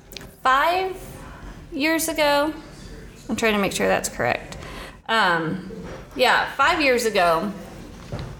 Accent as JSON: {"language": "English", "town": "Spokane", "region": "Washington", "country": "United States", "tie": "born or raised there", "moved": "as an adult", "lives_now": "Nashville, United States", "said": "I grew up in Spokane, Washington, and about, gosh, I want to say 18 years ago, I moved to Nashville"}